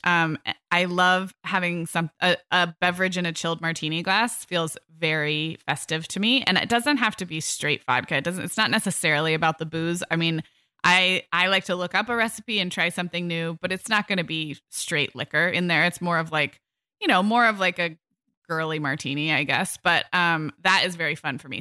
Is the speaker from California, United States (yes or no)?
yes; California, United States; growing up in kind of health food conscious California in the eighties and nineties